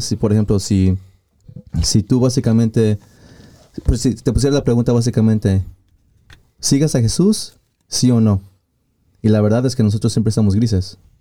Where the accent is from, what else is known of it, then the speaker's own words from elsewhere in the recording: Mexico; moved away; mi pueblo allá en, México